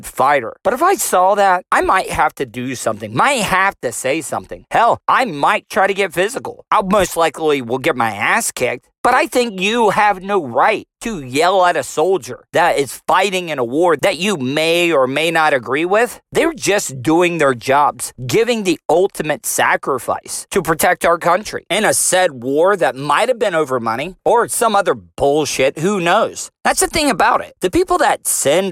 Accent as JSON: {"language": "English", "country": "United States", "said": "as civilians, as American citizens"}